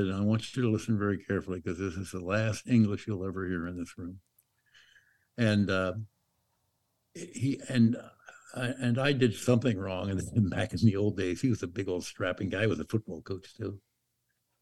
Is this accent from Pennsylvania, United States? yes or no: yes; Pennsylvania, United States; moved away; I was raised in Pennsylvania